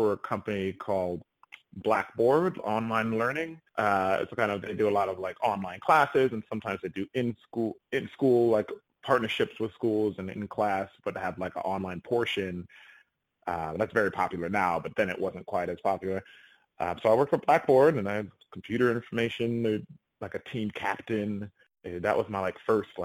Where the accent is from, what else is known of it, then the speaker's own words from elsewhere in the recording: Rochester, New York, United States; my hometown, Rochester, New York